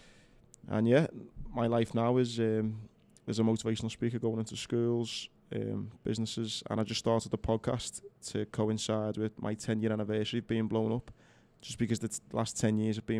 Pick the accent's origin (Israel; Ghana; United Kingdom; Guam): United Kingdom; Bootle, North West England; I'm from Bootle